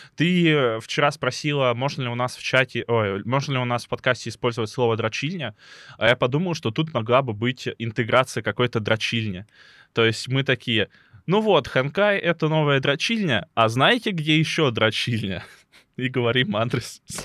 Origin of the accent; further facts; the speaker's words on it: Lebedyan, Lipetsk Oblast, Russia; moved away; родной город э, называется Лебедянь, он находится под городом Липецк